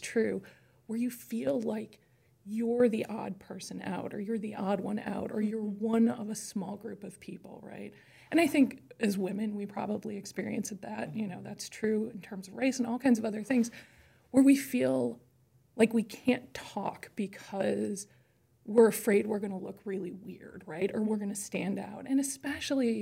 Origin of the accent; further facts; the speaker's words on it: Chicago, Illinois, United States; I grew up in Chicago, and I was raised by parents